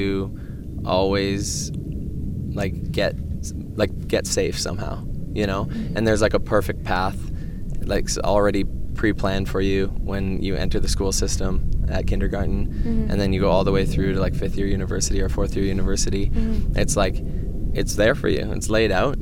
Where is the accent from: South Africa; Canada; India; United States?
Canada; I'm proud to say I'm Canadian